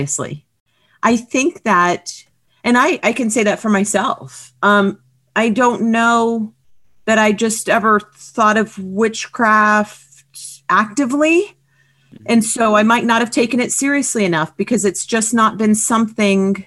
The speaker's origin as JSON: {"language": "English", "town": "Miami", "region": "Florida", "country": "United States", "tie": "born or raised there", "moved": "yes", "lives_now": "East Tennessee, United States", "said": "I grew up in Miami, so I'm totally an implant"}